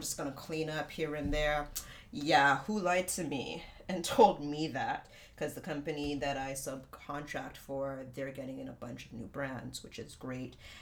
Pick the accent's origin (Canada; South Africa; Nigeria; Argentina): Canada; Markham, Ontario; my hometown, Markham